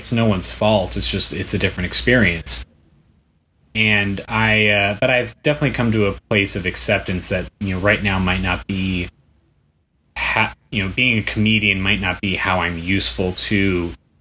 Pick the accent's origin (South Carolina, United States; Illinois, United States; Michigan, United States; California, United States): California, United States; Bay Area; now in Los Angeles, United States; I'm from the Bay Area. I can't afford to move back home.